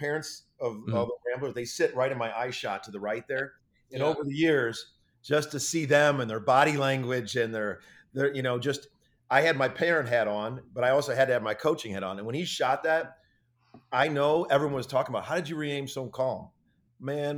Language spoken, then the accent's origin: English; Chicago, Illinois, United States; I was from Chicago.